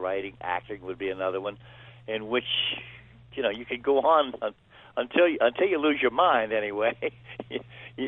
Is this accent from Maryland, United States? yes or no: yes; Baltimore, Maryland, United States; I grew up in Baltimore